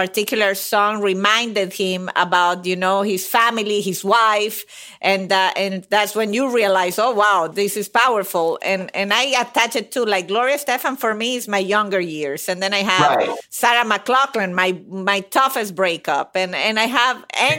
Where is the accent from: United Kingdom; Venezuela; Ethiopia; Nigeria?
Venezuela; moved away; I'm from Venezuela.